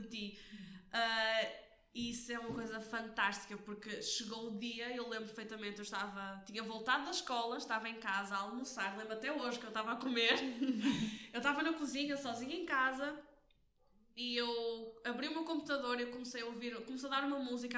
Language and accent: Portuguese; Porto, Norte, Portugal; sou daqui do Porto